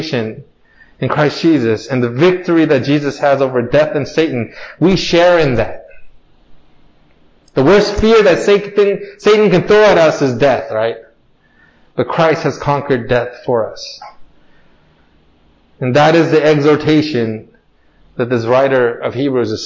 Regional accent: United States; Growing up in America

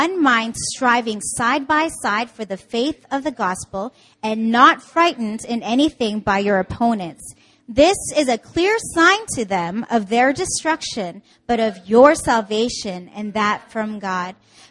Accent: Canada; now in Seoul, South Korea; I'm from Canada.

